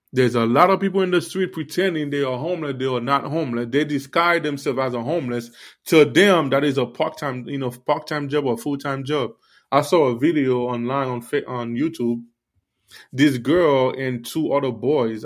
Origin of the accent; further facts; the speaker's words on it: Miami, Florida, United States; also born or lived in Haiti; I grew up in Miami, but I was born in Haiti